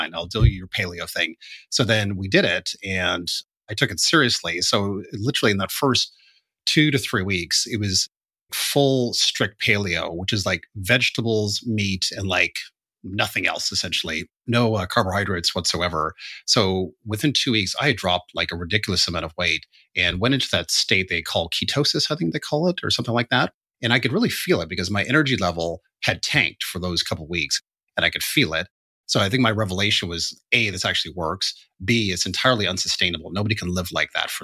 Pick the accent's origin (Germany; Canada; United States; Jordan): Canada; now in London, United Kingdom; being a Canadian